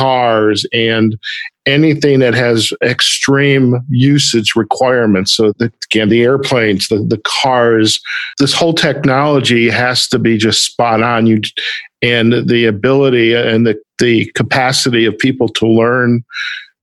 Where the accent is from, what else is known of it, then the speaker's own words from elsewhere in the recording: Detroit, Michigan, United States; moved away; Just coming back from my hometown in Detroit